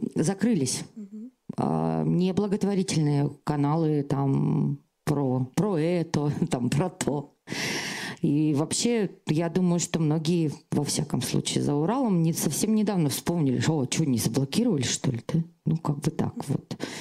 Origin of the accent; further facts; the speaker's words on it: Krasnoyarsk, Krasnoyarsk Krai, Russia; я из Красноярска, из центра России